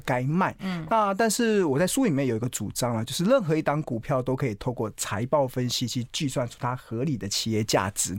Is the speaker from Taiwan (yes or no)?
yes; Taiwan; 我一定是跟台湾同道一命